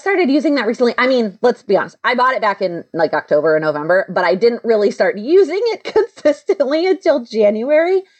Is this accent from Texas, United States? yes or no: yes; Texas, United States; moved away; I'm originally from Texas